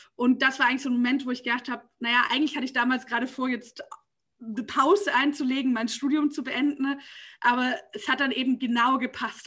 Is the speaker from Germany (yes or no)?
yes; Nürtingen, Baden-Württemberg, Germany; now in Berlin, Germany; ich bin sozusagen in Nürtingen aufgewachsen